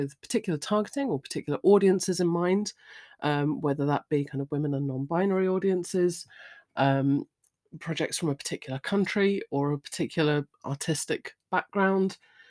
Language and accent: English; United Kingdom; I'm British. The pub is, you know, where we go.